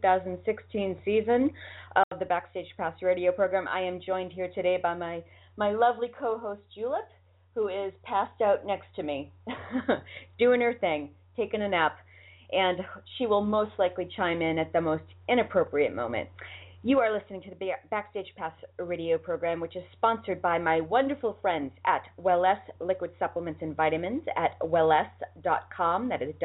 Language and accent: English; Boston, Massachusetts, United States; accent: Boston; now in Los Angeles, United States; My Boston accent is slipping out. I'm telling you, since I married my husband, I didn't have a Boston accent the whole time I lived in Boston. Now that I'm in L.A., I have a worse Boston accent now that I'm here